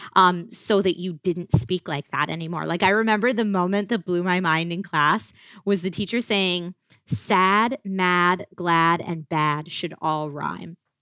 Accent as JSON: {"language": "English", "area": "outside of Philadelphia", "region": "Pennsylvania", "country": "United States", "tie": "born or raised there", "moved": "as an adult", "lives_now": "Los Angeles, United States", "said": "I grew up outside of Philly, I think this small town that I grew up"}